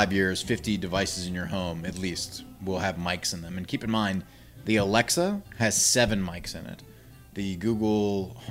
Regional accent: the South, United States; I feel like living in the South sometimes. I grew up in the South.

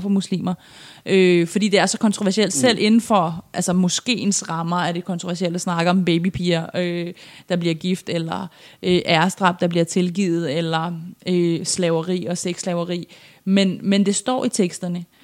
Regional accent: Iran; now in Denmark; kommer jeg jo oprindeligt fra Iran

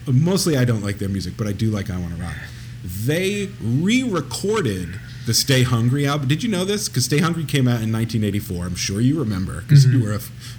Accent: East Coast, United States; I'm an Italian from the East Coast.

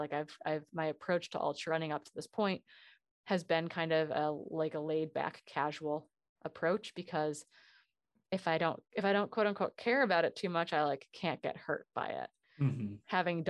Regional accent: Wisconsin, United States; I mean, I grew up in Northern Wisconsin. I grew up, the American Birkebeiner, which is the largest ski race in North America, finishes on Main Street of the town I grew up in.

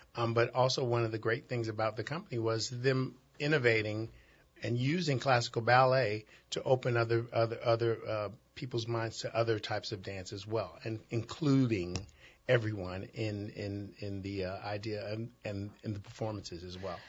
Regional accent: Chicago, Illinois, United States; I grew up in Chicago, Chicago's inner city

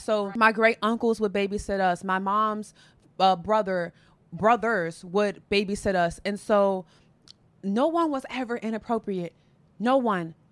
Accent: Chicago, Illinois, United States; I'm from Chicago, born and raised

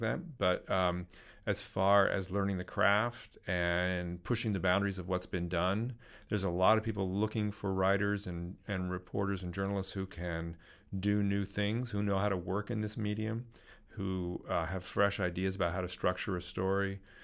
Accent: Silicon Valley, California, United States; I grew up in Silicon Valley

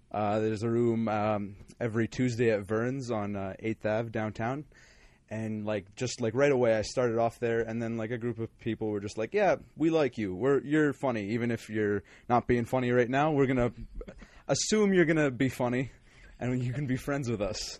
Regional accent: Calgary, Alberta, Canada; also born or lived in Winnipeg; I was born in Winnipeg. I lived there for six months, and I came to Calgary. Lived in Calgary wow. forever

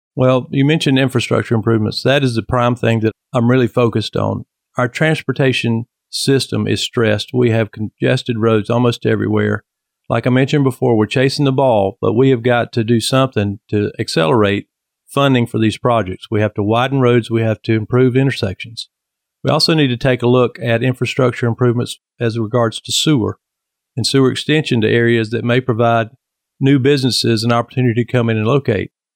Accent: Apex, North Carolina, United States; I grew up in Apex. I've been here most of my life

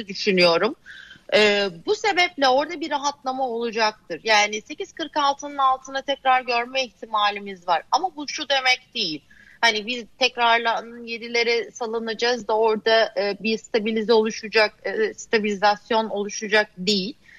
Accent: Adana, Turkey; now in Bodrum, Turkey; Adana'da köylüyüm ben biliyorsun yani. Adana'nın yerli köylüsüyüm

